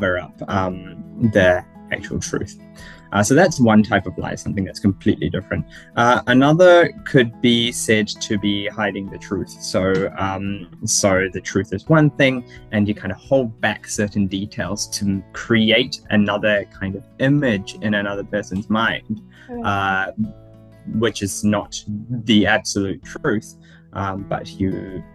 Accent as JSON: {"language": "English", "country": "New Zealand", "tie": "born or raised there", "said": "I was born in New Zealand"}